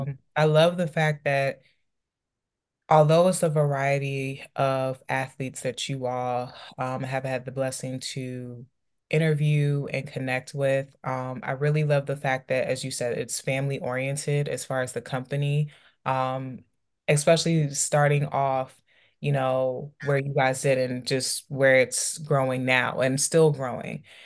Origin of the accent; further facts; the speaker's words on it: DC, Maryland, DC, Virginia area, United States; growing up in the Maryland, D C, Virginia area